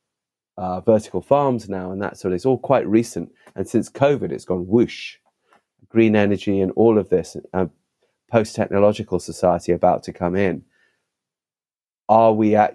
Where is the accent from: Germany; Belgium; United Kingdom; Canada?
United Kingdom; London; I was born in London, but the family connection to Africa remained very strong